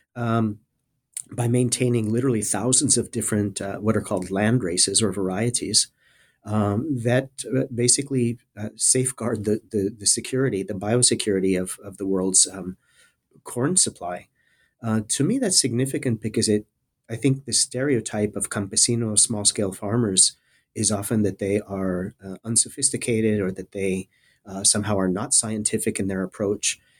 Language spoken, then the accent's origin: English; South Texas border area, United States; moved away; I'm originally from the South Texas border area. Uh, I grew up in a small town, uh, at the very southern tip of the state of Texas